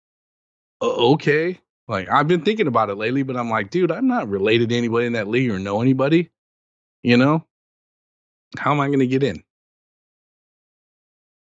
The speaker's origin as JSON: {"language": "English", "town": "Bellflower", "region": "California", "country": "United States", "tie": "born or raised there", "said": "St. John Bosco, best high school in the nation, my hometown"}